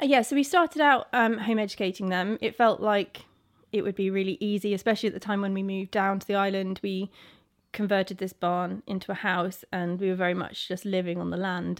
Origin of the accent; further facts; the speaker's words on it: Isle of Wight, South East England, United Kingdom; we grew up in the house about 100 meters away from here